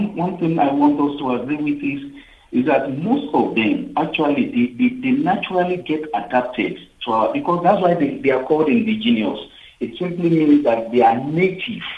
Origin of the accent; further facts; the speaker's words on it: South Africa; in South Africa, as South African